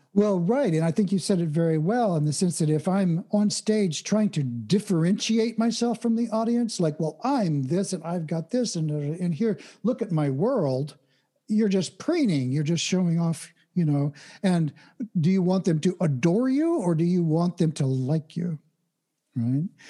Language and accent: English; Oklahoma, United States; I was born and raised in Oklahoma, which is the Midwest of the United States